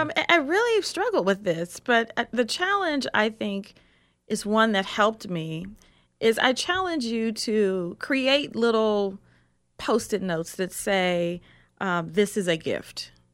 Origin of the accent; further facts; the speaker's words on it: Columbus, Ohio, United States; I'm from Columbus, Ohio